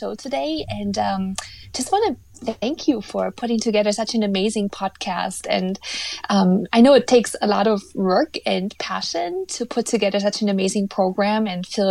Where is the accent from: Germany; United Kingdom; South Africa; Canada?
Germany; eastern Germany; born or raised there; now in North America